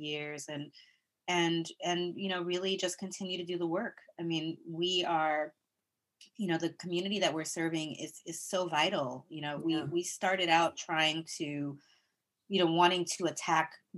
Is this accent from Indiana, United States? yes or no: no; Flint, Michigan, United States; also born or lived in Brooklyn; now in New York, United States; I grew up in Flint, Michigan